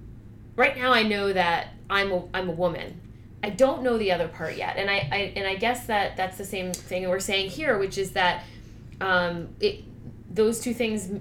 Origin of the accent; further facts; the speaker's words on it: New Hampshire, United States; I grew up in New Hampshire where it was very conservative